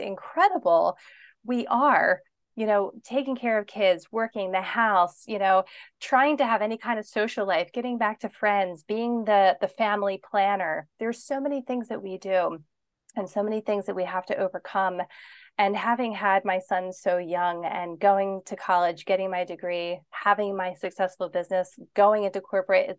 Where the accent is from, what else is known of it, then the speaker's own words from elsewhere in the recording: Pennsylvania, United States; moved away as an adult; I grew up in Pennsylvania and I was always there with my family. Like, I never moved away from home